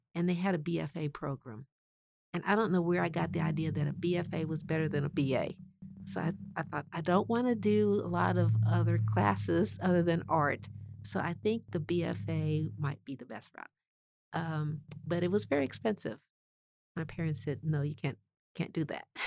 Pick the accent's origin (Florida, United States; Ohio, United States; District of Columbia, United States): District of Columbia, United States; Washington; I grew up in Washington, D C